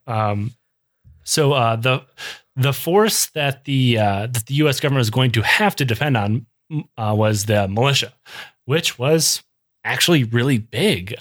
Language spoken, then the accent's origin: English; Michigan, United States; I grew up in Michigan